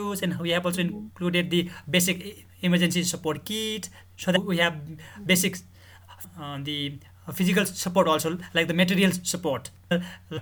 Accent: Nepal; I'm from Nepal.

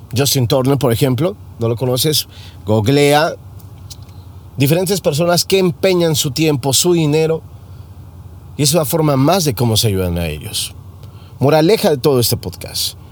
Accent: Mexico; now in United States; como mexicano

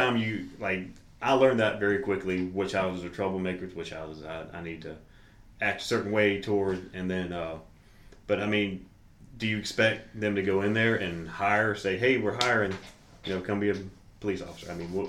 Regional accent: Pooler, Georgia, United States; now in Effingham, United States; I grew up in Pooler.

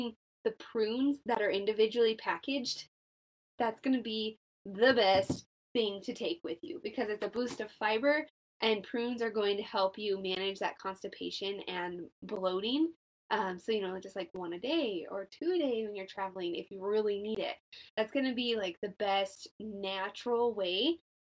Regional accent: New Mexico, United States; I'm from New Mexico

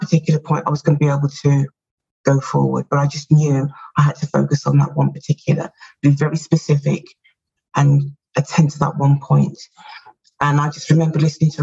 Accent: United Kingdom; And as you can tell from my accent, or maybe you can't, I'm from the UK.

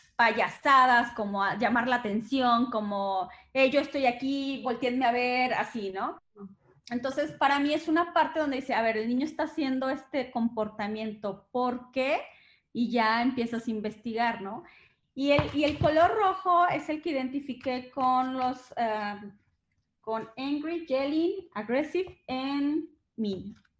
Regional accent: Mexico; yo soy mexicana

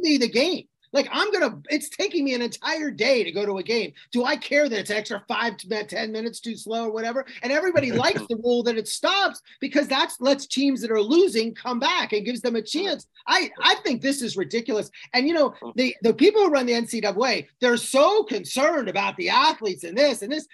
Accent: outside Penn State, Pennsylvania, United States; moved away; I grew up outside Penn State

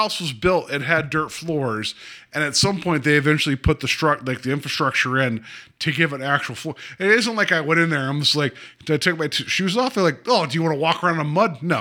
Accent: West Virginia, United States; also born or lived in Ohio; I grew up in West Virginia. Like I grew up in the middle of nowhere

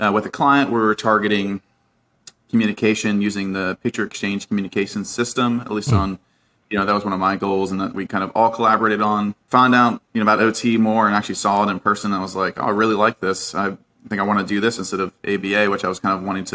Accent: Virginia, United States; I grew up in Virginia

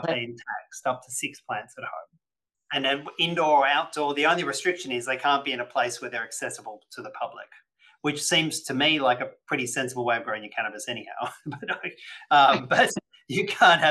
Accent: New South Wales, Australia; my home state of New South Wales

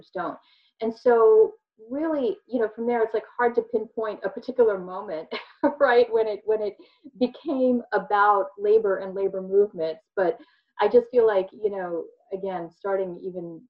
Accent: Philadelphia, Pennsylvania, United States; I grew up in Philadelphia and Philadelphia suburbs

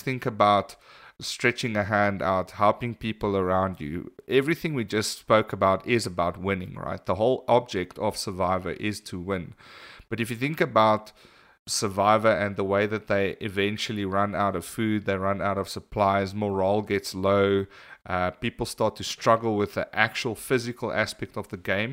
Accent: South Africa; we're from South Africa

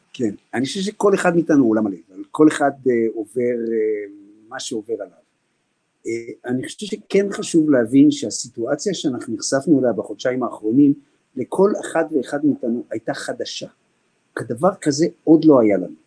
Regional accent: Israel; אנחנו ישראלים, עם שמחבק

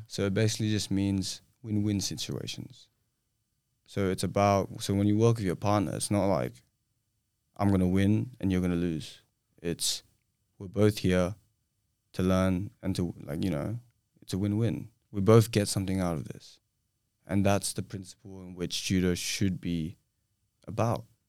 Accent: Australia; also born or lived in Singapore; So I'm Singaporean. I moved to Australia when I was four

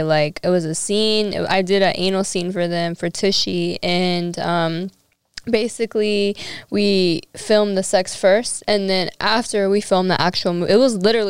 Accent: Miami, Florida, United States; also born or lived in Tampa, Florida; I'm from Miami, Florida. But I was born in Tampa, but I'm originally a Florida girl.

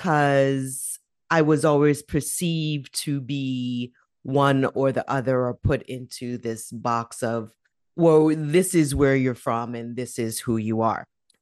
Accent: Jamaica; also born or lived in New York, United States; now in Canada; So I was born in the United States, in New York, by immigrant to the United States parents. My family is Jamaican. In my younger years, I then moved from the United States to Jamaica to live with my grandmother

